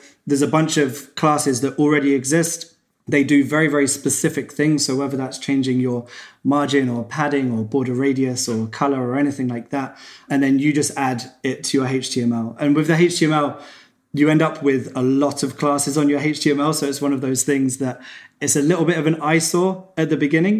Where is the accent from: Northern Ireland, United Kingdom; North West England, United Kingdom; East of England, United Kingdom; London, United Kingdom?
East of England, United Kingdom; Cambridge; I was back in my hometown, Cambridge in England.